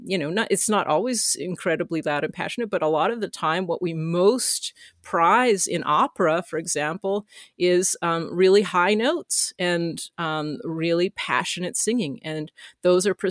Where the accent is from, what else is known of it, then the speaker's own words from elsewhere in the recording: Canada; as a Canadian